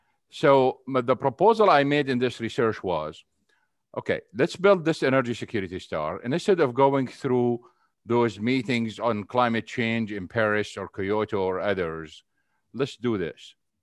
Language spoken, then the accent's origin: English; Syria; moved away as an adult; also born or lived in Saudi Arabia; now in United States; I was raised basically in Syria and Saudi Arabia. And then I moved into the United States over 30 years ago. I came in here after I finished college.